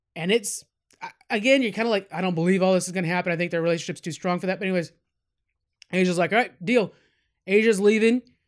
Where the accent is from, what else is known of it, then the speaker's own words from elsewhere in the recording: California, United States; we're from California